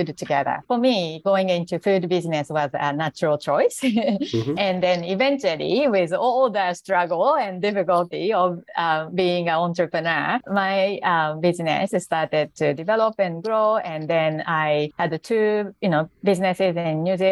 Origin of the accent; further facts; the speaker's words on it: Japan; English is a second language; moved away as an adult; now in Singapore; I'm actually Japanese and I live in Singapore now.